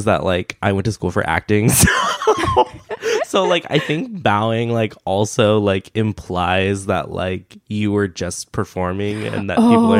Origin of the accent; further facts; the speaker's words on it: United States; born and raised in America.